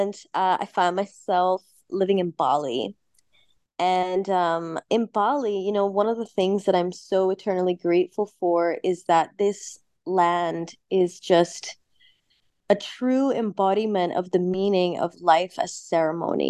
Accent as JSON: {"language": "English", "town": "Cairo", "region": "Cairo Governorate", "country": "Egypt", "tie": "born or raised there", "moved": "yes", "said": "I was actually born in Egypt. So I'm half English, half Egyptian. My mother is Egyptian, father is English. So I spent, you know, a good 10 years of my upbringing in Cairo"}